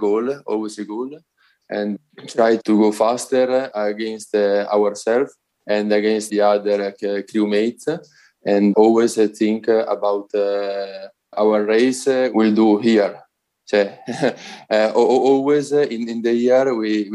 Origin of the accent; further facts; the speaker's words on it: Italy; English is a second language; I'm a rower, and I'm from Italy.